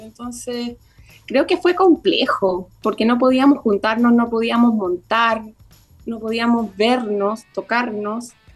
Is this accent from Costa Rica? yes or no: no; Concepción, Biobío, Chile; yo como directora también soy penquista